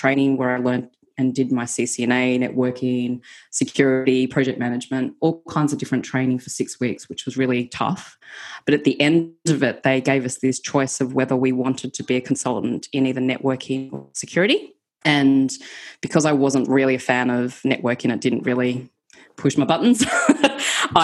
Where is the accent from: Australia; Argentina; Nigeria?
Australia; moved away as an adult; also born or lived in United Kingdom; I'm Australian